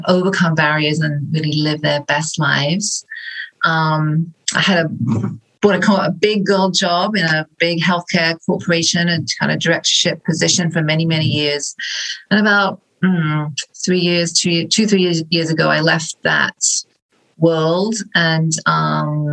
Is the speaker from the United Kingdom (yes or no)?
yes; England, United Kingdom; moved away as an adult; now in Midwest, United States; I was born originally in England